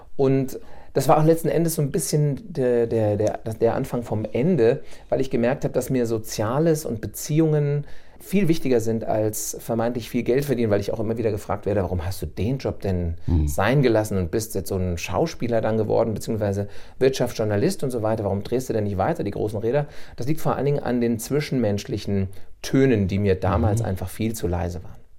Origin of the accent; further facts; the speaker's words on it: Bad Vilbel, Hesse, Germany; also born or lived in Hanau / Berlin; bin ich wieder zurückgekommen in meine Heimatstadt nach Bad Vilbel